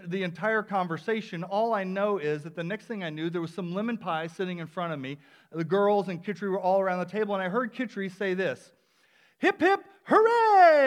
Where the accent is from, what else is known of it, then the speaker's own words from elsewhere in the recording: the South, United States; now in Palmer, United States; I'm originally from the South